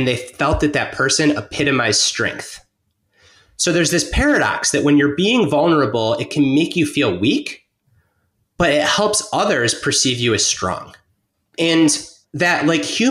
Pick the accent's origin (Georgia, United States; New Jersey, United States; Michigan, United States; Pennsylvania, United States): Michigan, United States; Detroit; moved away as an adult; also born or lived in Bay Area, California; I grew up in suburban Detroit